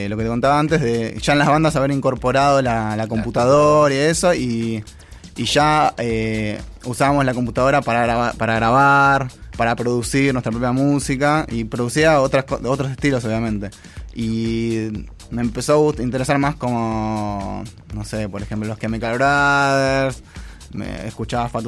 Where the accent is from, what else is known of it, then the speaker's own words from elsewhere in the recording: Villa Ballester, Buenos Aires Province, Argentina; born there; no, yo en realidad nací en San Martín.